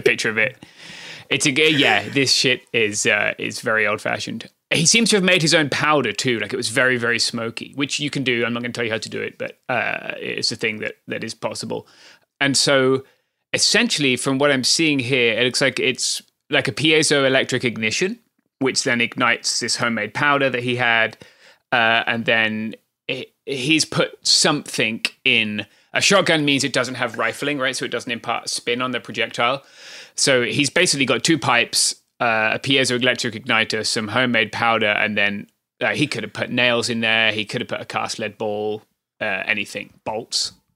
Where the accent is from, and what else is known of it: United Kingdom; accent: British; now in Southern California, United States